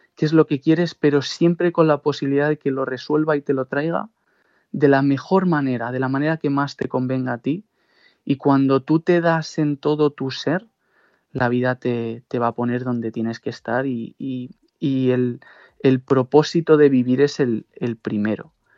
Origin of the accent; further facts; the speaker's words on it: Pozuelo de Alarcón, Community of Madrid, Spain; moved away as an adult; also born or lived in Segovia / Kuala Lumpur, Malaysia; la camiseta del club de fútbol de Pozuelo, donde yo, yo vivía y todos mis amigos podían jugar ahí federados